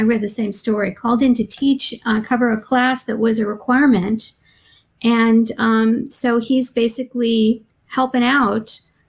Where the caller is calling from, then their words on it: Atlanta, Georgia, United States; I'm calling in from Atlanta, Georgia.